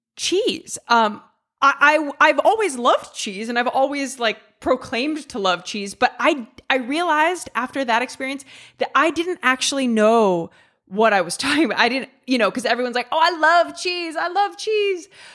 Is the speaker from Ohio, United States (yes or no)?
yes; Ohio, United States; also born or lived in England; now in Italy; I'm from the Midwest. I'm from Ohio